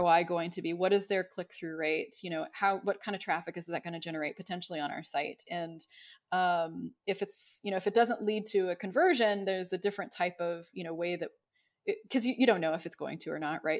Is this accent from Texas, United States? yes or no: yes; Dallas-Fort Worth area, Texas, United States; growing up in the Dallas-Fort Worth area